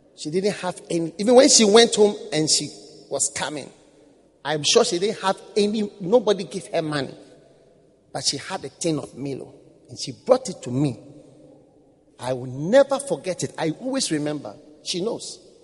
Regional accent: Ghana; I was from Ghana

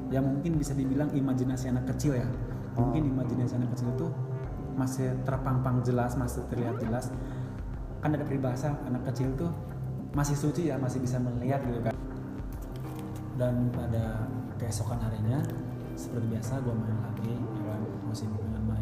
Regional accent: Bogor, West Java, Indonesia; Saya dari Bogor.

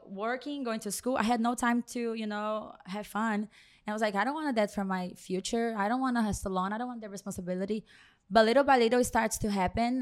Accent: Brazil; English is a second language; moved away as an adult; also born or lived in New Jersey; now in Miami, United States; I grew up in a salon. I am from Brazil.

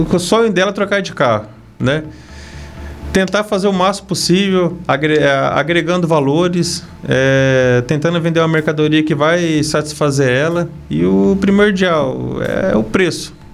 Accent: Nova Esperança, Paraná, Brazil; now in Castro, Brazil; da região de Maringá, Nova

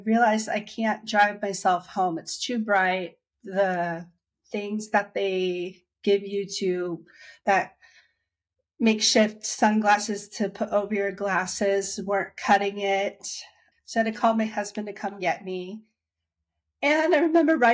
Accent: Dayton, Ohio, United States; moved away as an adult; now in Washington, DC area, United States; I'm from Dayton, Ohio, and I've been living in the DC area for 15 years now.

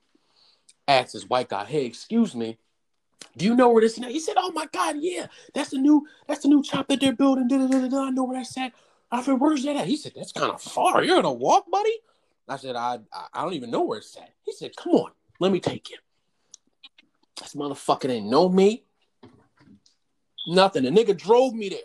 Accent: New Jersey, United States; now in Philadelphia, United States; I'm from Jersey.

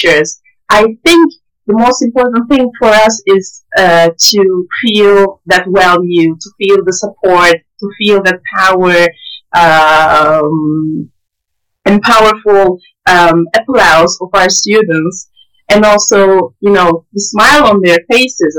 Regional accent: Antakya, Hatay, Turkey; moved away; also born or lived in Gaziantep; I was born in Antakya and worked there for 4 years. And my childhood, passed in Antakya

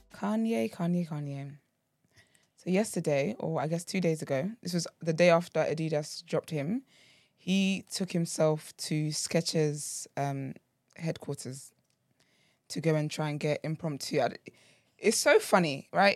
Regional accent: Nigeria; I'm Nigerian

